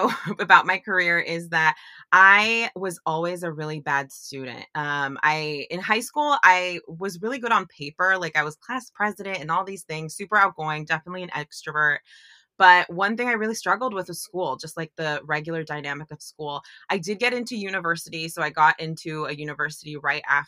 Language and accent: English; San Francisco Bay Area, California, United States; I grew up in the San Francisco Bay Area